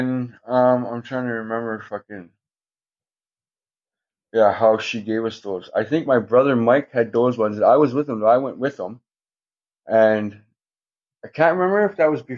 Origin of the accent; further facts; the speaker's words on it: Thunder Bay, Ontario, Canada; We grew up in Thunder Bay